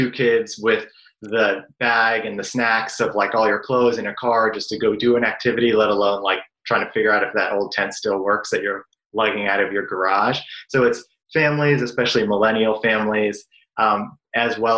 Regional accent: Brookline, Massachusetts, United States; also born or lived in Chicago / Somerville, Massachusetts; I grew up in Boston in a town called Brookline within walking distance of Fenway Park

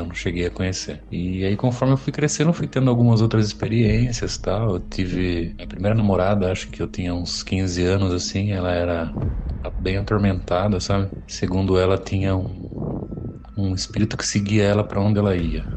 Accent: Sorocaba, São Paulo, Brazil; eu sou de Sorocaba

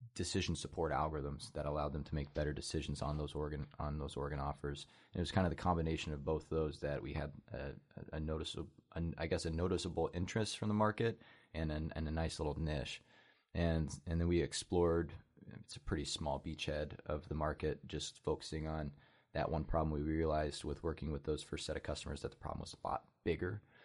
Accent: Oskaloosa, Iowa, United States; I'm born and raised in Oskaloosa, Iowa, small, small town community in southeast Iowa

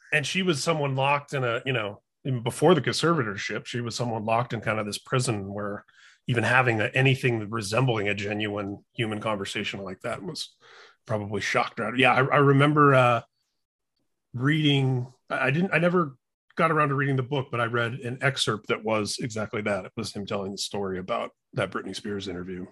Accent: Indianapolis, Indiana, United States; growing up in Indianapolis

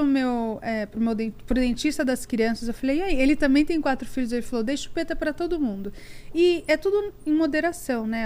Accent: Barueri, São Paulo, Brazil; now in United States; Eu nasci em São Paulo, na, é, morei na Lapa meus dois primeiros anos, mas minha vida inteira e minha família inteira é de Barueri, daqui da Grande São Paulo

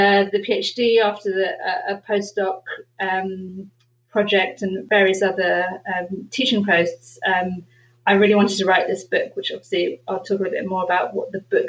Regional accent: London, United Kingdom; I was born in London.

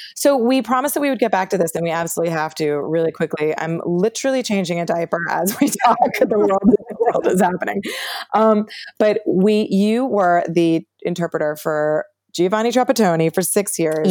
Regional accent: New Haven, Connecticut, United States; I'm from New Haven, Connecticut

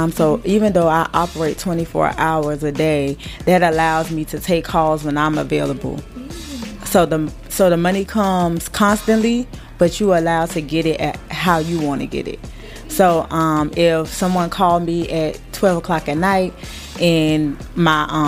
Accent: South Carolina, United States; starting with South Carolina because that's my home state

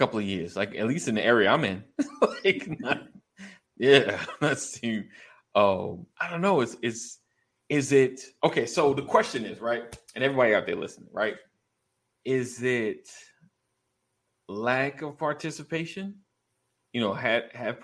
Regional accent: New York, United States; now in Georgia, United States; I moved down to Georgia, of course. I grew up in New York.

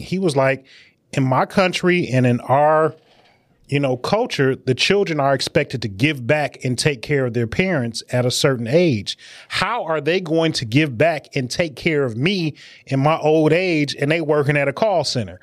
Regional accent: Detroit, Michigan, United States; I'm from Detroit. You know, I'm a, I'm a, a child on the west side of Detroit

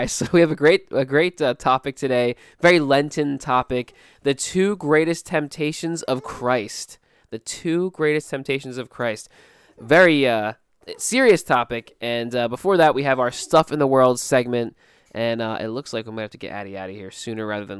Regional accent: Philadelphia, Pennsylvania, United States; accent: Philly South Jersey; I heard a Philly South Jersey accent, you know, I kind of, you know, I'm from Philly, I'm South Jersey, you know, like, you know, that kind of accent

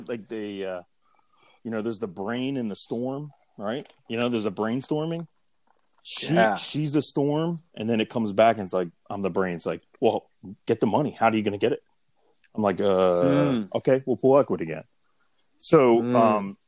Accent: Pottstown, Pennsylvania, United States; I am from Pottstown, Pennsylvania.

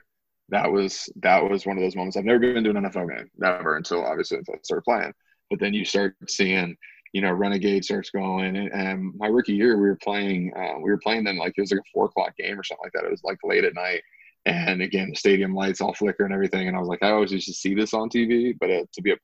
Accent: Youngstown, Ohio, United States; I'm from Youngstown, Ohio. It's an hour away from Pittsburgh. My hometown to Cincinnati is 4.5 hours.

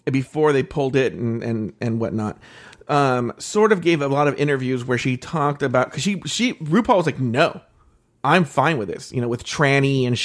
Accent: California, United States; like I I'm from the Bay Area and I figured this out.

